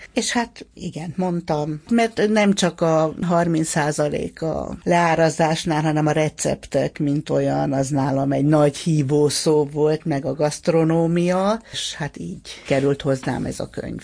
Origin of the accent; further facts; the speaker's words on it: Hungary; a 70-es, 80-as évek Magyarországában nőttünk föl